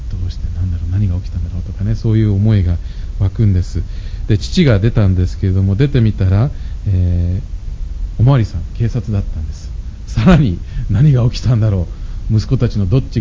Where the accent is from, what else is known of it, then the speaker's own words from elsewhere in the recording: Nagoya, Aichi, Japan; 私は名古屋で育ったんですけれども